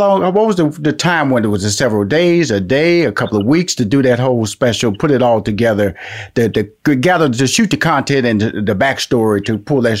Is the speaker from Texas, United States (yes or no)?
yes; Houston, Texas, United States; I was born and raised in Houston, Texas, where, you know, I grew up in a black neighborhood.